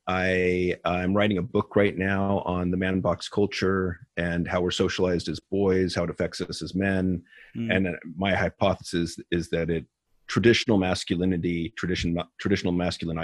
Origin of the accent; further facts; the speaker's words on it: San Ramon, California, United States; also born or lived in Edinburgh, Scotland; I grew up actually in the same city that I'm in now, San Ramon, California